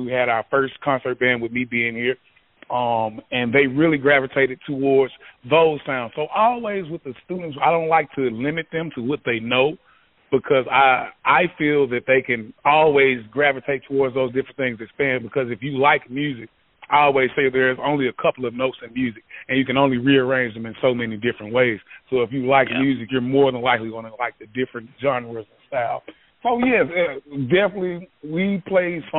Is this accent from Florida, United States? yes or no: no; Memphis, Tennessee, United States; now in Yazoo City, United States; I'm from Memphis, Tennessee